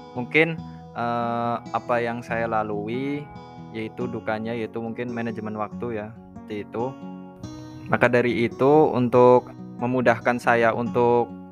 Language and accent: Indonesian; Purwokerto, Central Java, Indonesia; asal dari Purwokerto